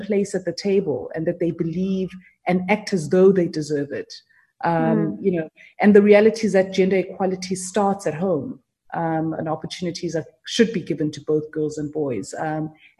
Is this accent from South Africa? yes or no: yes; South Africa; I was from South Africa